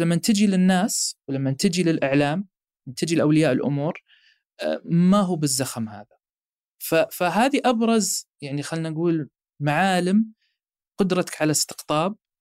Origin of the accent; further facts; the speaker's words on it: Saudi Arabia; احنا عندنا في السعوديه